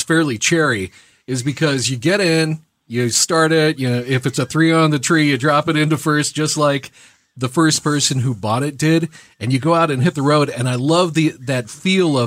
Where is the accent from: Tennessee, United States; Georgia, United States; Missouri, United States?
Missouri, United States; Branson; I grew up in Branson, Missouri